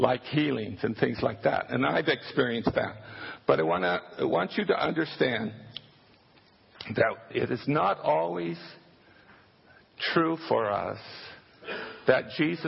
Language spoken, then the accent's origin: English; United States; as American Christians